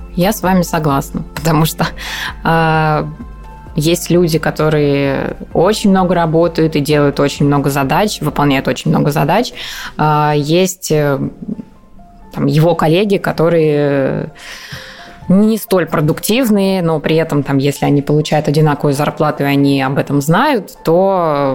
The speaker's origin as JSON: {"language": "Russian", "town": "Voronezh", "region": "Voronezh Oblast", "country": "Russia", "moved": "yes", "said": "я там сама из Воронежа"}